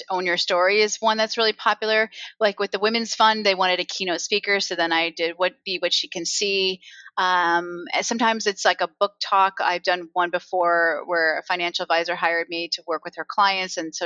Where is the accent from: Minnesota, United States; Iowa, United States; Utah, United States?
Iowa, United States; I grew up in Iowa